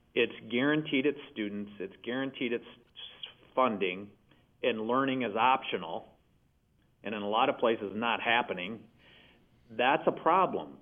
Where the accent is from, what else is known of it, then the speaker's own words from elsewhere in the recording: Michigan, United States; in my home state of Michigan